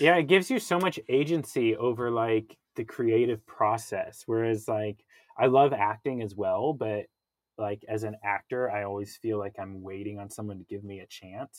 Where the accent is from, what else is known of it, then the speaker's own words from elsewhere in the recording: Kansas, United States; I grew up in Kansas